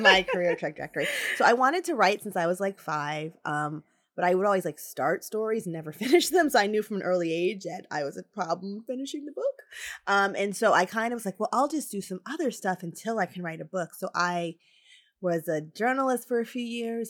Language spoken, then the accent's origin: English; New Jersey, United States; moved away as an adult; also born or lived in Tallahassee, Florida; I came from New Jersey